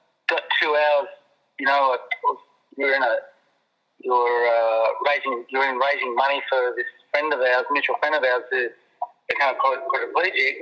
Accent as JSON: {"language": "English", "town": "Avalon", "region": "New South Wales", "country": "Australia", "tie": "born or raised there", "said": "my hometown there at Avalon"}